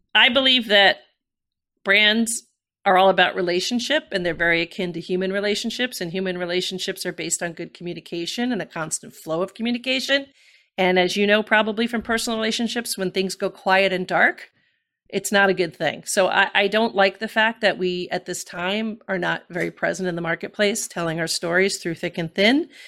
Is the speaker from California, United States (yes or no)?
no; New York City, New York, United States; like a Bronx girl made good